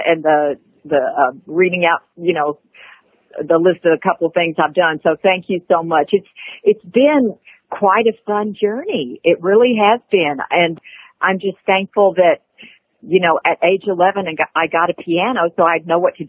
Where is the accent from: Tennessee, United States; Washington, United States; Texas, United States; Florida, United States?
Tennessee, United States; Nashville; I was born here in Nashville, Tennessee, Vanderbilt Hospital, in 1952, November 24th, 1952, and grew up here in Nashville